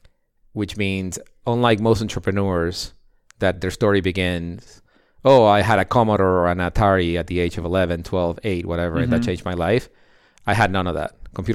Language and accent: English; Ecuador; So I'm the son of a Russian immigrant to Ecuador, and of my father who was both of them are engineers.